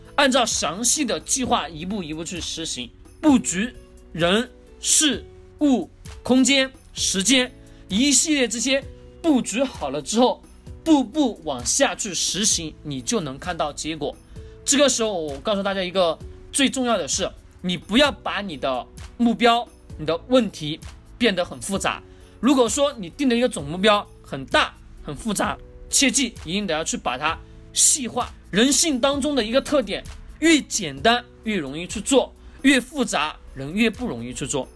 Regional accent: China; 我们中国人老是在讲脸上有光

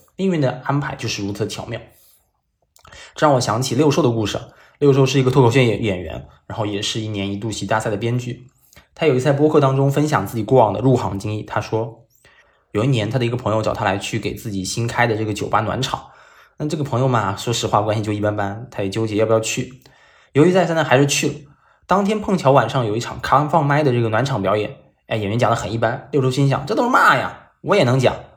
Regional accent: China; 他们所建的房子跟我们中国人所理解的建房子是不一样的

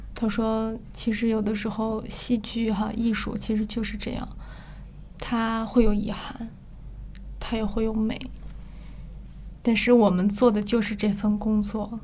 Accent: Northeast China, China; accent: Northeastern; moved away; 说得有点像东北话，因为我们是东北人

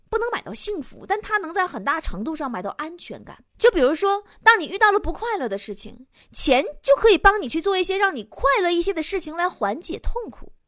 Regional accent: China; 我们中国人明明是最爱钱的民族， 却羞耻于谈钱

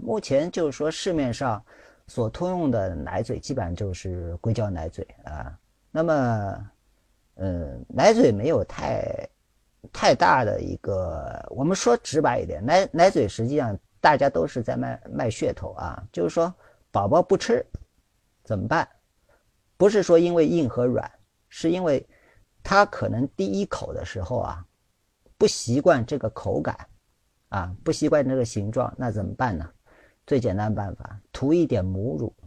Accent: China; 我们中国人

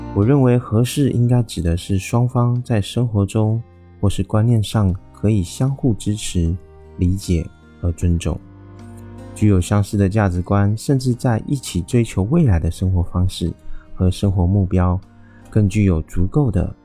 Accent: Taiwan; 我是一位来自台湾喜欢旅行与热爱交朋友的

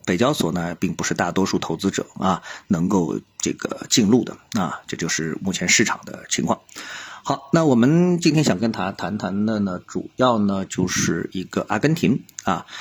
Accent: China; 我们作为中国人

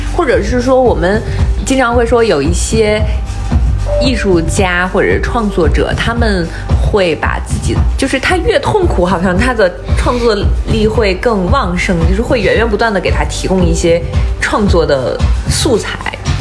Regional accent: Shandong, China; 我是一个山东人

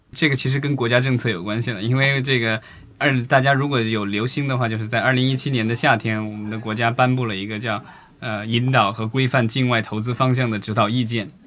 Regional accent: China; 作为中国人是幸福的，因为每年可以过两个年

